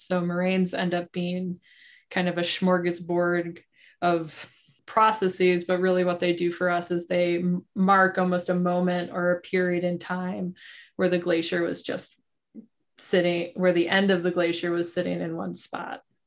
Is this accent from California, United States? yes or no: no; southeastern Wisconsin, United States; I grew up in Wisconsin. I'm from southeastern Wisconsin